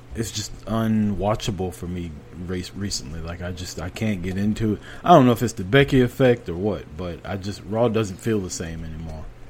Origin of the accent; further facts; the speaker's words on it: United States; we're American.